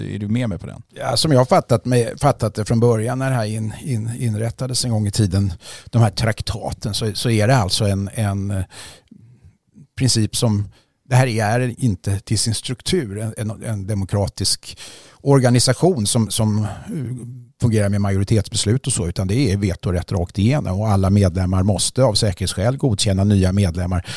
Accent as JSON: {"language": "Swedish", "country": "Sweden", "said": "som svensk eh, medborgare"}